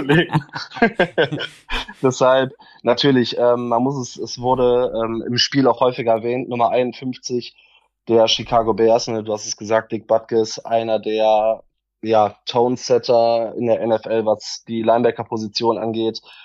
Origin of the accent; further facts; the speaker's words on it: Solingen, North Rhine-Westphalia, Germany; ich komme aus Solingen